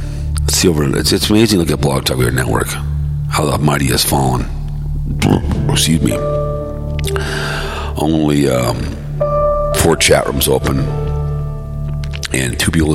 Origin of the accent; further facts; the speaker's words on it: Hopkins, Minnesota, United States; growing up in Hopkins, and everyone had a job.